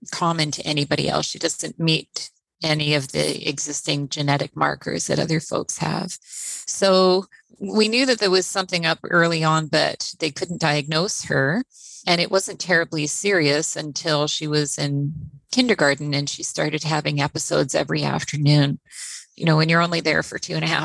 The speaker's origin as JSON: {"language": "English", "town": "Trois-Rivières", "region": "Quebec", "country": "Canada", "moved": "yes", "lives_now": "Victoria, Canada", "said": "I'm originally from Trois-Rivières, Quebec. I've been living on the West Coast here in Victoria for over 30 years now."}